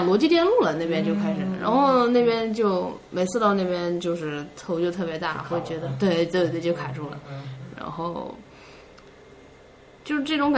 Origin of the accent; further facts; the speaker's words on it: China; 可能我中国人嘛